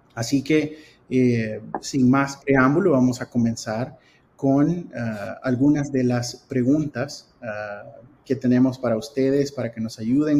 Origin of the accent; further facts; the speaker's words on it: El Salvador; moved away as an adult; also born or lived in Cincinnati, Ohio / Arkansas; now in United States; soy salvadoreño ah, de nacimiento y ah, me gradué de la Escuela de Medicina en El Salvador